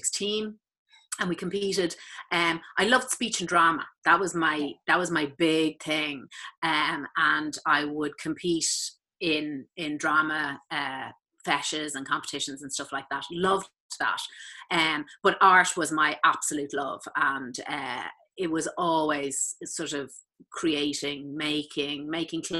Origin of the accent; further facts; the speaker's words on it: Malahide, Leinster, Ireland; I grew up in Malahide in North County Dublin, right beside the sea.